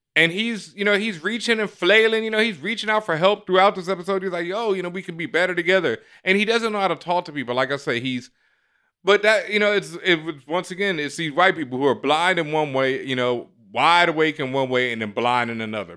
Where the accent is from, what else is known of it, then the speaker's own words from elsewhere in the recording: Houston, Texas, United States; I grew up in Third Ward, Houston, Texas